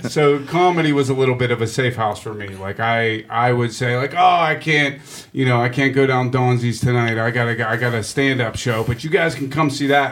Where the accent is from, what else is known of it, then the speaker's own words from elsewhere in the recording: Pittsburgh, Pennsylvania, United States; also born or lived in Greenfield, Pittsburgh; I'm from Regent Square. But, but uh, my my whole family is from Greenfield